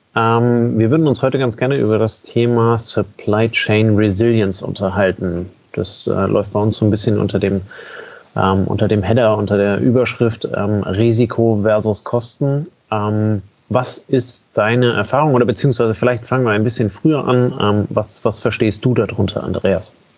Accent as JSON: {"language": "German", "country": "Germany", "said": "bei uns in Deutschland"}